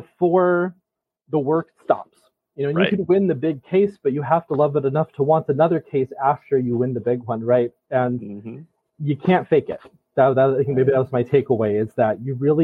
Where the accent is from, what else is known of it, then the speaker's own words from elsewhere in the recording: Utah, United States; moved away as an adult; now in Vermont, United States; I'm originally from Utah.